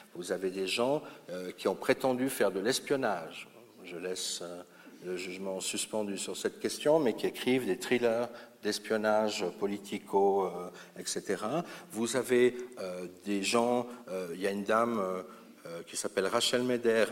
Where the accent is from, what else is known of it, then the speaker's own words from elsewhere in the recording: Lausanne, Vaud, Switzerland; Chez nous, à Lausanne, nous avons Michel Bory